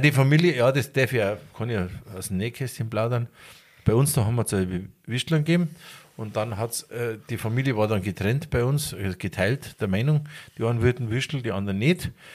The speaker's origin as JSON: {"language": "German", "town": "Garmisch-Partenkirchen", "region": "Bavaria", "country": "Germany"}